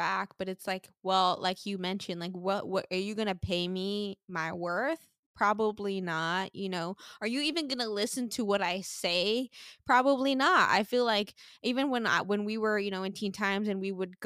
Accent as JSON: {"language": "English", "country": "Sint Maarten", "tie": "born or raised there", "moved": "as an adult", "lives_now": "United States", "said": "I grew up in the Caribbean"}